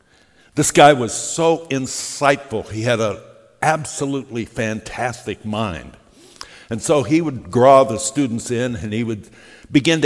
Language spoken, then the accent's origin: English; Phoenix, Arizona, United States; The church I grew up in Phoenix, Arizona